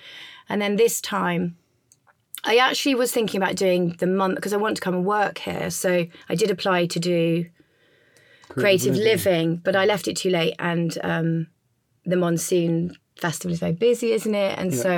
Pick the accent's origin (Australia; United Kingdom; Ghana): United Kingdom; England; You know, I'm English. My business is there. My family's there. My nephews are there.